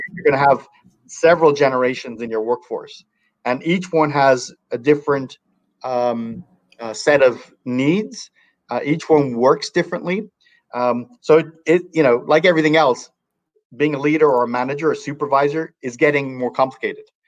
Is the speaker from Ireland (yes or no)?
yes; Ireland; now in Northern California, United States; I was born in Ireland